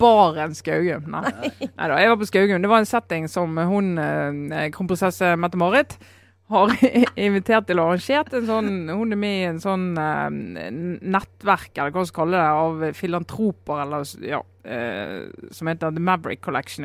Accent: Hordaland, Vestland, Norway; mitt gamle fylke Hordaland

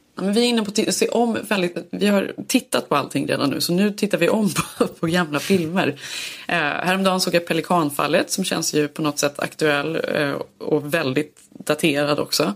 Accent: Sweden; now in Los Angeles, United States; man söker sig till andra svenskar här

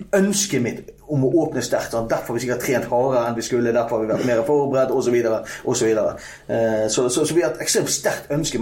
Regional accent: Strilelandet, Vestland, Norway; Jeg er, jeg er Stril

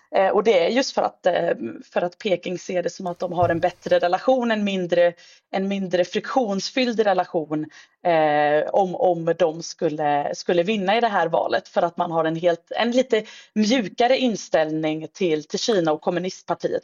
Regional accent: Sweden; som svensk

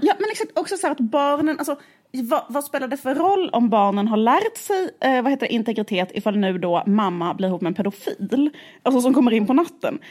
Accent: Skåne, Sweden; vi växte upp i Skåne

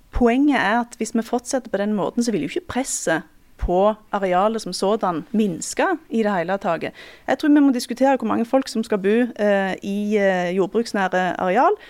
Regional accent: Time, Rogaland, Norway; i heimkommunen min, eh, Time

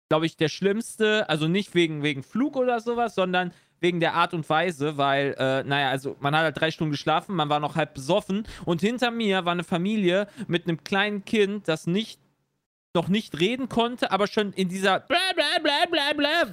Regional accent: Frankfurt, Hesse, Germany; wo ich herkomme aus Deutschland.

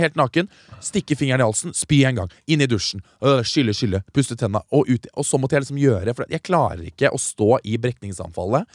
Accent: Stokke, Vestfold, Norway; lokal skistjerne hjemme i Stokke

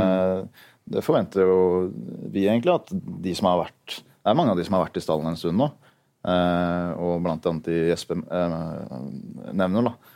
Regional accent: Lørenskog, Akershus, Norway; moved away as an adult; now in Fevik, Norway; Jeg kommer fra Lørenskog

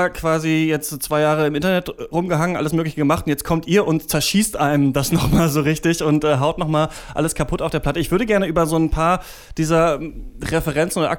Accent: Halle, Saxony-Anhalt, Germany; born there; moved away; Ich bin ähm, selbst auch im Osten in Halle geboren und dann äh, wurde rüber gemacht und dann jetzt wohne ich wieder im Osten.

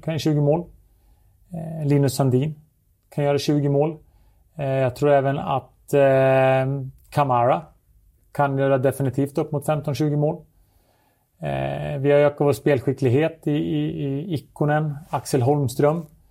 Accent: Surahammar, Västmanland, Sweden; när jag spelade hemma i Surahammar

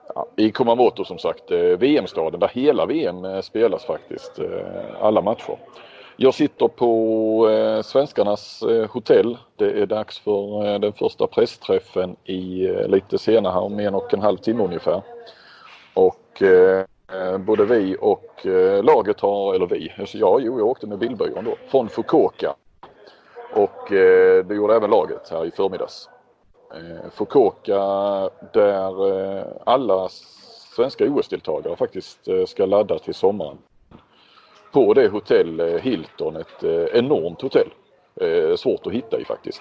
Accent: Sweden; jag är från Sverige

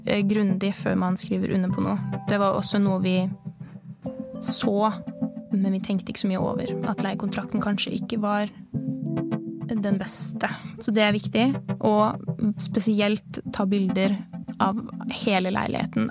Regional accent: Nesbyen, Buskerud, Norway; moved away as an adult; now in Bergen, Norway; jeg er fra Nesbyen i Hallingdal. Ganske lite sted

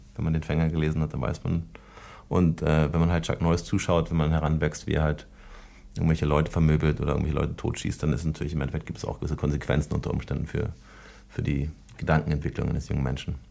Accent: Germany; ich bin ja Deutscher auch und jedenfalls halb Deutscher

